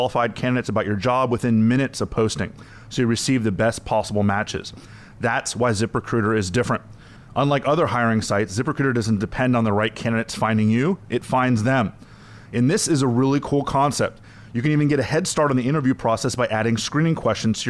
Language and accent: English; South Florida, United States; My hometown is South Florida